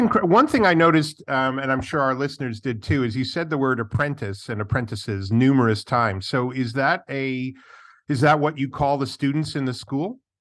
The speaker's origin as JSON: {"language": "English", "region": "New York", "country": "United States", "said": "I come from New York"}